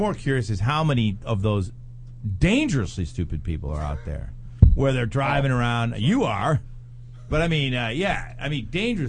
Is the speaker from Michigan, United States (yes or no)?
no; Wisconsin, United States; we grew up in Wisconsin